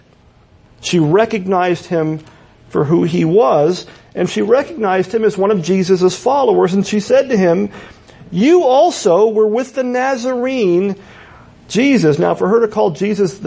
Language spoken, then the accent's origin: English; Pennsylvania, United States; parts of Pennsylvania where I'm from, people say we have accents